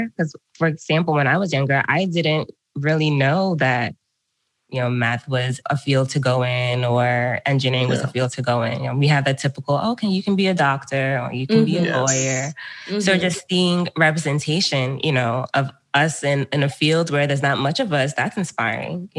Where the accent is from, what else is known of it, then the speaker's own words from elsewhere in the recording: Fall River, Massachusetts, United States; moved away as an adult; also born or lived in Amherst, Massachusetts; now in Baltimore, United States; I was born and raised in Fall River, Massachusetts, Southeast Mass.